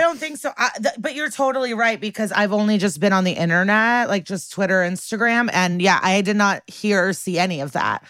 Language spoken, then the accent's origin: English; Chicago, Illinois, United States; moved away; In my hometown